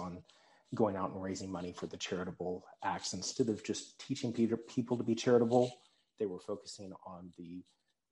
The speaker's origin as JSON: {"language": "English", "town": "Pearland", "region": "Texas", "country": "United States", "tie": "born or raised there", "lives_now": "Frisco, United States", "said": "Initially, I grew up in Pearland, Texas."}